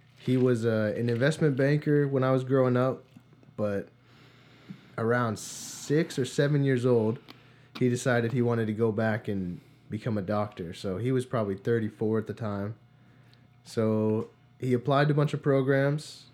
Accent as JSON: {"language": "English", "town": "New Providence", "region": "New Jersey", "country": "United States", "tie": "born or raised there", "moved": "yes", "said": "I'm originally from New Jersey. a small town called New Providence."}